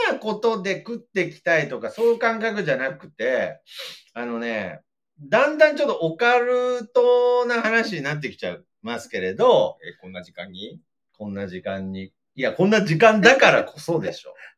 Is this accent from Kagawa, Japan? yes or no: no; Aichi, Japan; 地元ではまあ、有名というか大きいラジオですね。CBC ラジオの番組で